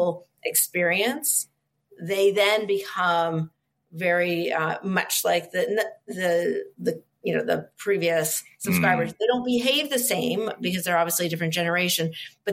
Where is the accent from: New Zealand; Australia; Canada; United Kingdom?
Canada; I'm Canadian, so it feels just like home